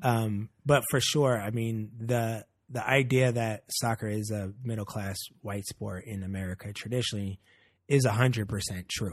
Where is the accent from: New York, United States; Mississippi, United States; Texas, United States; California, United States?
California, United States; Oakland; I grew up in Oakland.